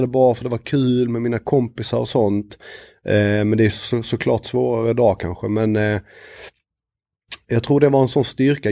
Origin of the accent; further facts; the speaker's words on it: Lund, Skåne, Sweden; moved away as an adult; now in Stockholm, Sweden; Jag är född i Lund, eh, började spela i Krubban, Lunds BK.